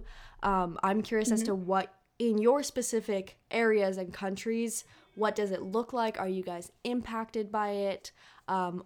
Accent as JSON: {"language": "English", "town": "San Francisco", "region": "California", "country": "United States", "said": "from San Francisco, California"}